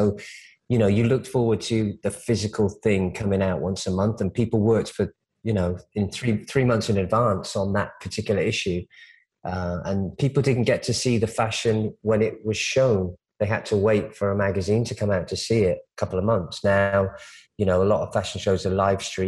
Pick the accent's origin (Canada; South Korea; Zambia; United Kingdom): United Kingdom; moved away as an adult; also born or lived in Omaha, Nebraska, United States / London, United Kingdom; now in Los Angeles, United States; I grew up in the UK, but I was born in America.